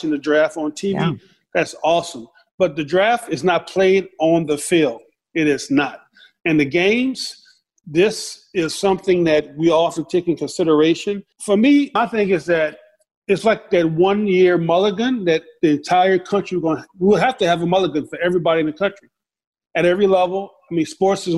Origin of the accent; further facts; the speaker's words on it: the South, United States; in my house growing up in the South